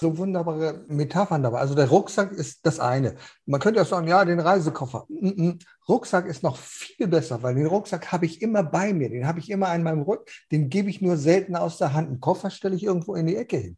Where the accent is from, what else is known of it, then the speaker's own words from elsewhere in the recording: North Schleswig, Southern Denmark, Denmark; bei uns in Nordschleswig